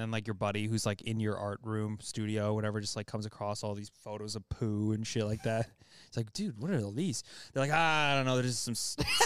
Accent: Canada; now in Australia

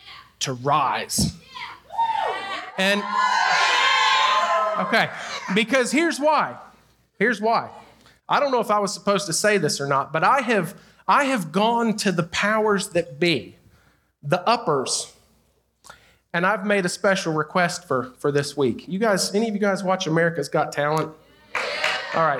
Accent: North Carolina, United States; I'm from North Carolina in a small town in the mountains, pretty rural area, when I go off the mountain and people hear me talk

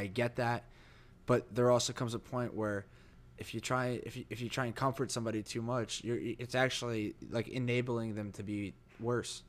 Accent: New Jersey, United States; born or raised there; moved away

